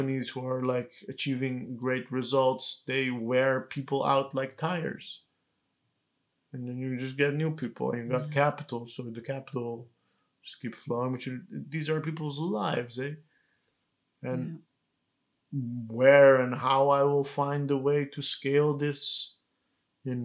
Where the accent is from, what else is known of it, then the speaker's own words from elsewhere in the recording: Netherlands; our parents had to become refugees and that we grew up in the Netherlands as political refugees